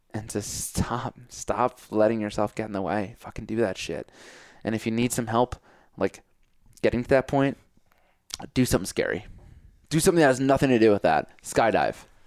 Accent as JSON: {"language": "English", "region": "Connecticut", "country": "United States", "tie": "born or raised there", "also_born_or_lived": "New York City", "moved": "as an adult", "lives_now": "Colorado, United States", "said": "I grew up in Connecticut, but I live in New York City."}